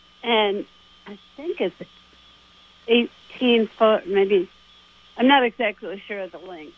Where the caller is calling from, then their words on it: Greenwich, United States; from Greenwich.